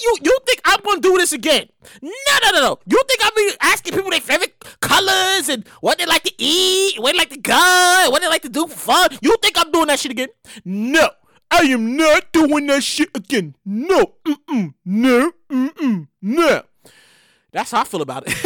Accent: New York City, New York, United States; I'm from the hood. I'm from Brooklyn, New York

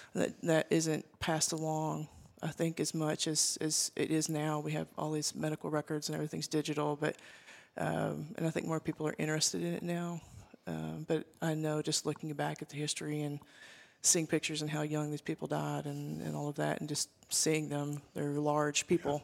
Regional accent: Arkansas, United States; I grew up here in Arkansas in, in a small town, very rural

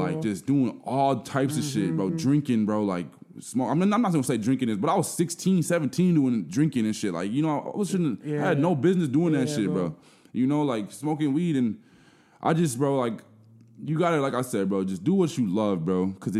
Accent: Burnsville, Minnesota, United States; I'm from South Minneapolis originally, but I have really faint memories of even living there. Mm-hmm. Like, we moved to Burnsville when I was, like, 2 or 3 years old.

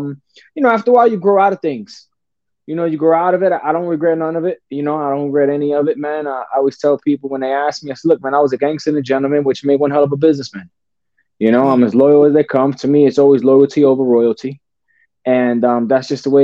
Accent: Newark, New Jersey, United States; also born or lived in Belleville, New Jersey; I was born and raised in Newark and Belleville, New Jersey, back and forth from Newark, New Jersey, Belleville, back and forth, right there on the border

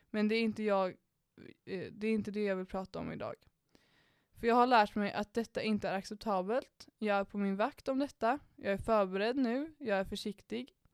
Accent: Danderyd, Stockholm County, Sweden; Jag är uppväxt i Danderyd hängde mycket på Lidingö och Östermalm, runt mycket pengar, mycket arrogans och väldigt lite gränser.

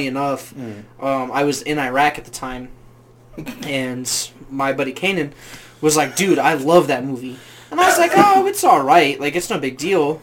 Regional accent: Midwest, United States; we grew up in the Midwest

